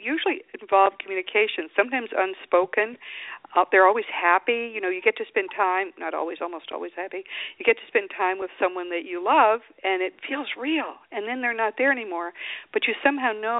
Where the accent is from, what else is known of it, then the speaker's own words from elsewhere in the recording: the East, East Coast, United States; now in Austin, United States; I'm from the East, and some of the houses are very old